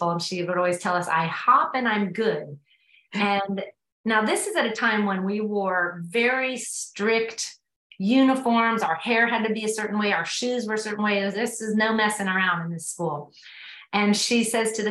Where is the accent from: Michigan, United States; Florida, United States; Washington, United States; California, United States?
Florida, United States; Miami; moved away as an adult; now in Asheville, United States; I was raised in South Florida in a place called Coconut Grove. It's in Miami